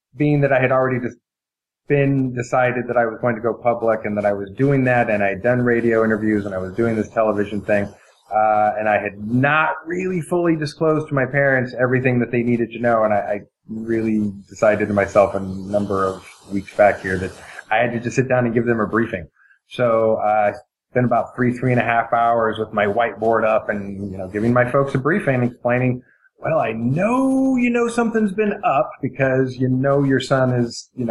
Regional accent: Eugene, Oregon, United States; I was born in 1970, and I grew up in Eugene, Oregon.

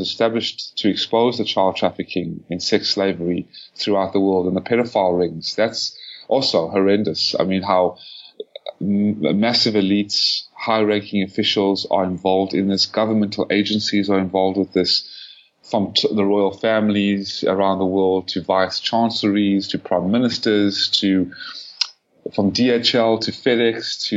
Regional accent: South Africa; as a Falun Gong practitioner, as a South African, as an activist

